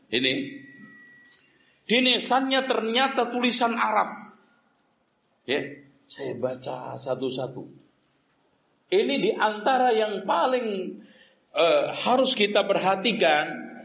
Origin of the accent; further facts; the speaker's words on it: Java, Indonesia; Kita Orang Jawa selama ini lebih memitoskan, mendongengkan ala ketoprak dengan wayang daripada sejarah